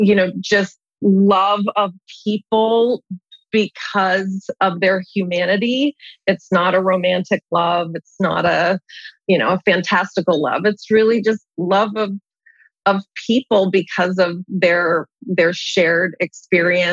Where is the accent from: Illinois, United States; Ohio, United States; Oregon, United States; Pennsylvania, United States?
Pennsylvania, United States; Pittsburgh; I was born and raised in Pittsburgh, Pennsylvania